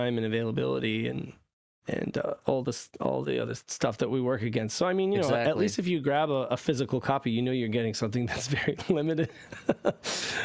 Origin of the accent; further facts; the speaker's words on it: United States; we are all from the United States